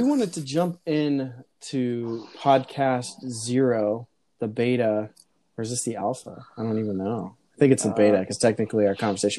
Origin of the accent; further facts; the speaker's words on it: Arizona, United States; also born or lived in Colorado; And we are from Arizona. Little bit about who I am. I grew up in Arizona for the last 15 years. Before that, I lived in Colorado.